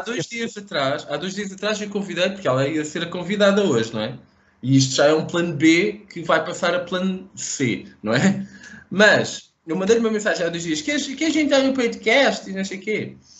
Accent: Portugal; eu sou de Portugal.

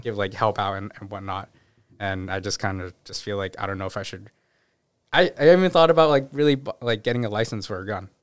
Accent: Newton, Massachusetts, United States; also born or lived in Brighton / Watertown / Boston; I did end up, like, moving in third grade, moving into Newton. and then spend, like, most of my, like, life, even, like, now, still there

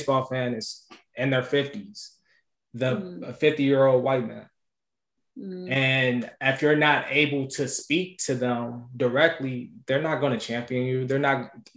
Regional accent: Cincinnati, Ohio, United States; I'm from Cincinnati

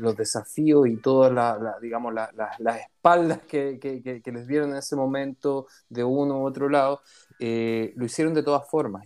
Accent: Chile; now in Israel; nosotros como chilenos israelíes

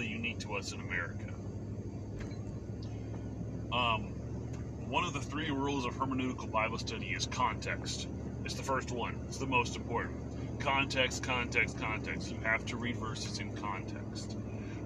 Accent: United States; us as American citizens

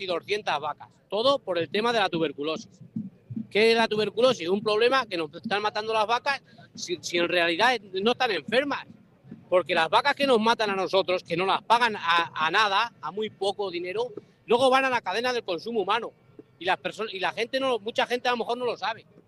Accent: a village near El Barco de Ávila, Castile and León, Spain; Yo soy de un pueblo cerca de Barco de Ávila. En mi pueblo hacía 25 años, hace 25 años había como 3.000 vacas

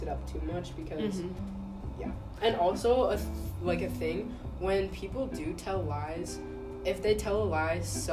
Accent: California, United States; I was born in California

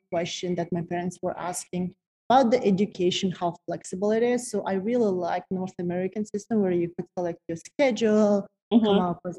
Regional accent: Kazakhstan; moved away as an adult; now in Toronto, Canada; So I'm originally from Kazakhstan, from the very small city called Raskazgan. It's Central Asia. Central Kazakhstan. Mm-hmm. Population of the city where I'm from is like less than 100,000 people.

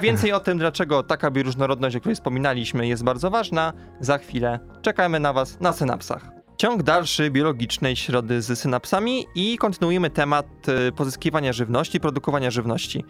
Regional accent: a village near Częstochowa, Silesian Voivodeship, Poland; pochodzę z podczęstochowskiej wsi

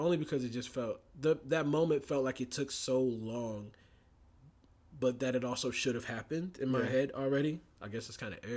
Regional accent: Warner Robins, Georgia, United States; We grew up in Warner Robins, Georgia together

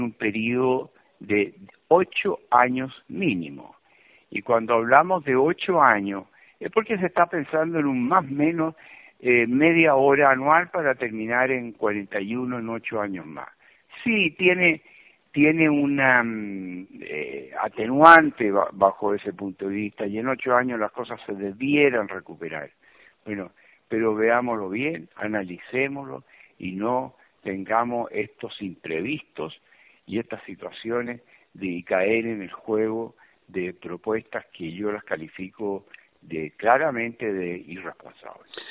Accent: Chile; uno como chileno

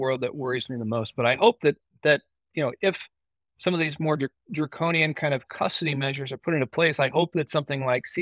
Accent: United States; as an American

